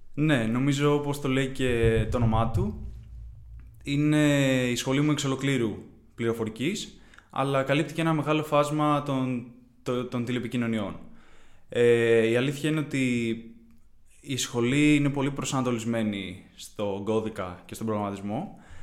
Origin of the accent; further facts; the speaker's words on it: Kiato, Peloponnese, Greece; moved away as an adult; now in Athens, Greece; Κατάγομαι από το Κιάτο στην Κορινθία, δεν είμαι από Αθήνα